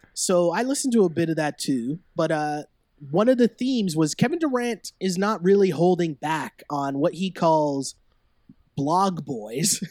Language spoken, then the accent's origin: English; Toronto, Ontario, Canada; born and raised in Toronto